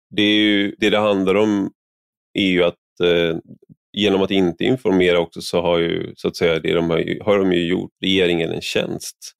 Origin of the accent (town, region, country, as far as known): Sweden